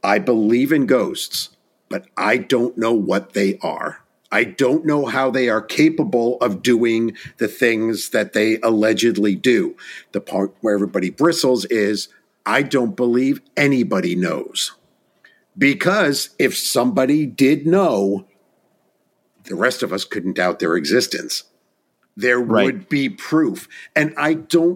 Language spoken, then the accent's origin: English; Orange County, Hudson Valley, New York, United States; I was born and raised in Orange County, New York, in the Hudson Valley